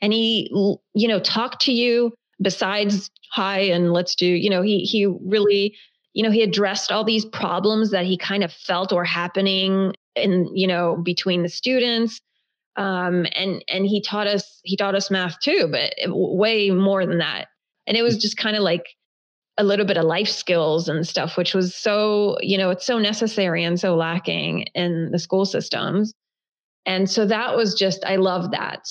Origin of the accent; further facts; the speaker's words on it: the South, United States; first language Hebrew; English is a second language; also born or lived in Israel; growing up in the South